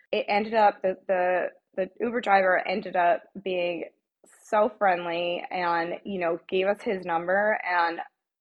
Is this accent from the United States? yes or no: yes; New Jersey, United States; I'm from New Jersey.